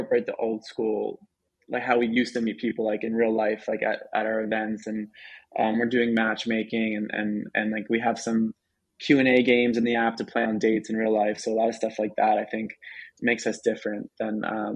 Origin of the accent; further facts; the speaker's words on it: Philadelphia, Pennsylvania, United States; I'm from Philly, I'm not from